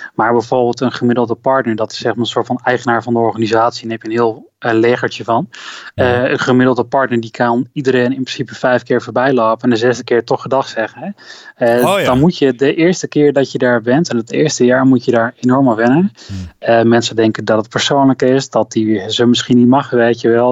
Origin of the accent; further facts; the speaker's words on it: Delden, Overijssel, Netherlands; moved away as an adult; also born or lived in Hengelo / Enschede / Groningen / Amsterdam; ik ben inderdaad opgegroeid in Delden